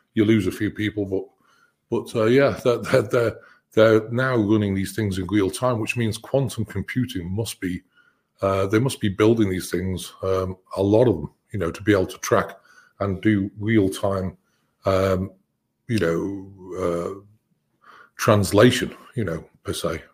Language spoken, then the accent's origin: English; United Kingdom; I'm British